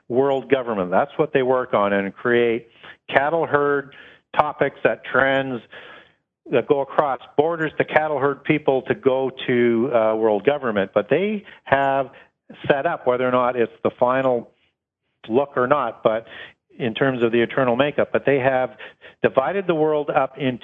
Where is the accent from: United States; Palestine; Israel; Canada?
Canada; from Canada